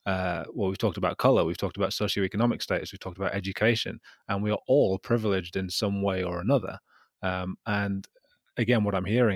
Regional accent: Gateshead, North East England, United Kingdom; I'm still from Gateshead

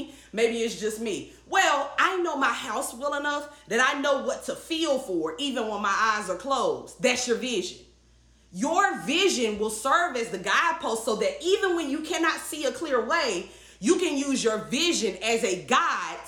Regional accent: the South, Southern United States, United States; I grew up hearing in the South. You know, a Southern girl

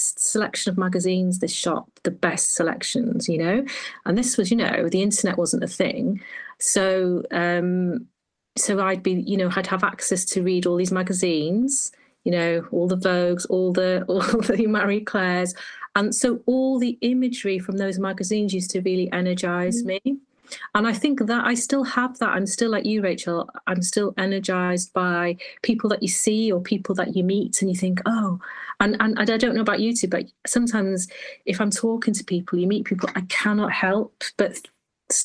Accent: Holyhead, Wales, United Kingdom; born or raised there; moved away as an adult

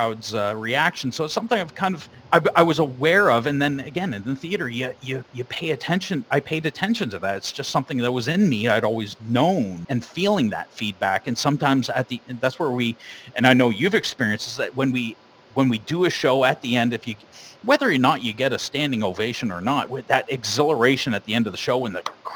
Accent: Sarnia, Ontario, Canada; we're from Sarnia.

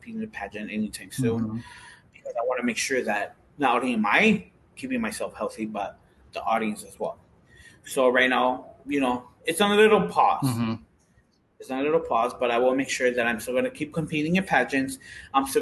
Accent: Chicago, Illinois, United States; I grew up in Huma Park, a lot of my friends were Puerto Rican

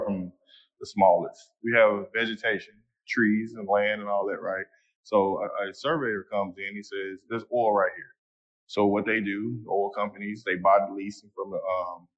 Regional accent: Fort Worth, Texas, United States; I'm from Fort Worth, Texas

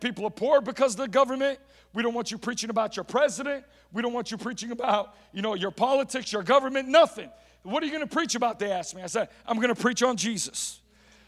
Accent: United States

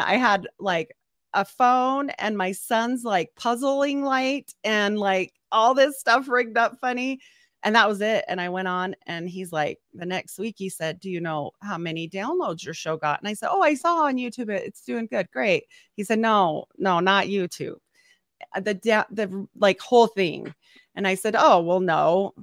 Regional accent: Utah, United States; I'm from Utah

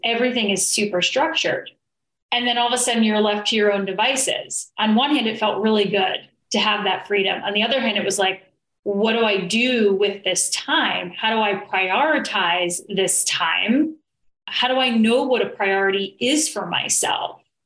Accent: New York, United States; I'm originally from New York

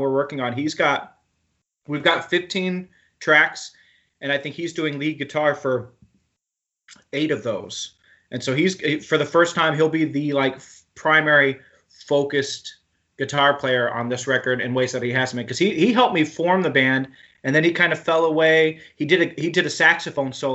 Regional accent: Oklahoma, United States; I grew up in Oklahoma

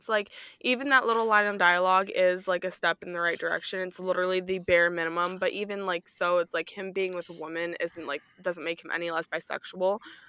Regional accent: Midwest, United States; I am from the Midwest.

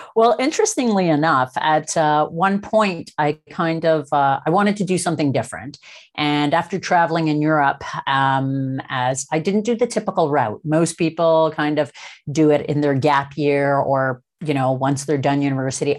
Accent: Toronto, Ontario, Canada; now in British Columbia, Canada; I'm actually a Toronto, uh, born and raised.

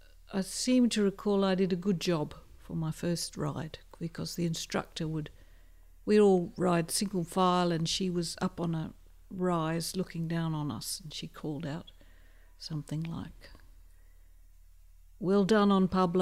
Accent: Barossa, South Australia, Australia; I'm from the Barossa

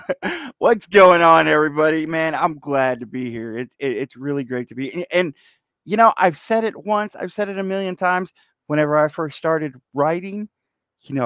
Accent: Fort Worth, Texas, United States; I grew up here, Fort Worth, Texas, born and raised

